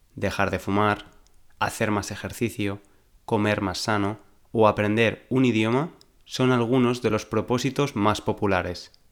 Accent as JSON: {"language": "Spanish", "town": "Valencia", "region": "Valencian Community", "country": "Spain", "tie": "born or raised there", "moved": "as an adult", "lives_now": "London, United Kingdom", "said": "nací en Valencia, la tercera ciudad de España, vivo en Londres desde hace varios años"}